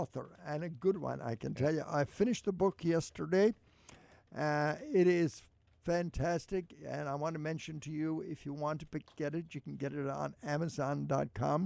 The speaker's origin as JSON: {"language": "English", "area": "Ballinagh, County Mayo", "region": "Connacht", "country": "Ireland", "tie": "born or raised there", "moved": "yes", "lives_now": "Cleveland, United States", "said": "to County Mayo, to Ballinagh, my hometown"}